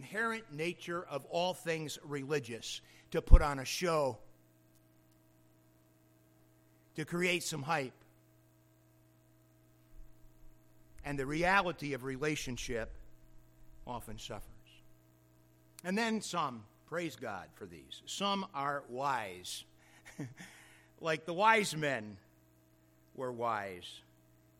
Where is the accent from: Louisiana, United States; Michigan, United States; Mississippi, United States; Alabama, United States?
Michigan, United States; I'm a Michigander